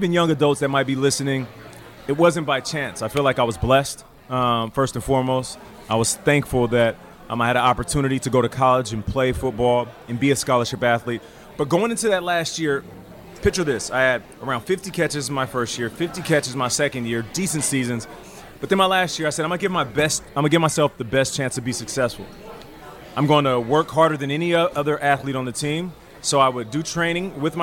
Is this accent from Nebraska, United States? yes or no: no; Seattle, Washington, United States; also born or lived in Calgary, Alberta, Canada; I ended up being born in Canada, but then raised in Seattle